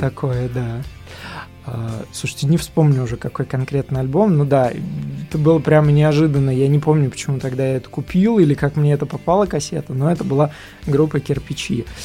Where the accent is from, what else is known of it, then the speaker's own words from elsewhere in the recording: Kokhma, Ivanovo Oblast, Russia; now in Vladivostok, Russia; я не из Иванова, я из города рядом с Иваново, Кохма